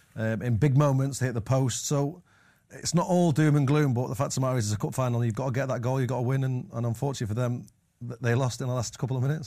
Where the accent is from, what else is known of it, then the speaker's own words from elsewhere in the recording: Manchester, North West England, United Kingdom; growing up in Manches-, Manchester